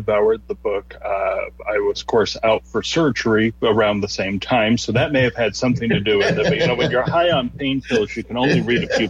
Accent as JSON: {"language": "English", "town": "Holland", "region": "Nebraska", "country": "United States", "tie": "born or raised there", "said": "I grew up in Holland"}